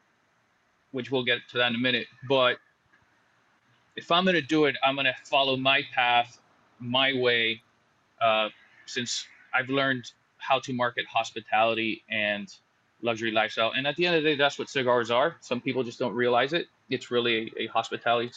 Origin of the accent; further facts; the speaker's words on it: United States; moved away as an adult; also born or lived in Southeast Asia; we're American and living in other countries